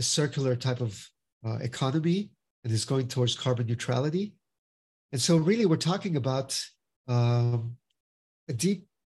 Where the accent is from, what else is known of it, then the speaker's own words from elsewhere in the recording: Finland; now in United States; So, for example, I'm from Finland as well. So my father was from Brazil and my mother's from Finland. And I'm the honorary consul of Finland in South Florida.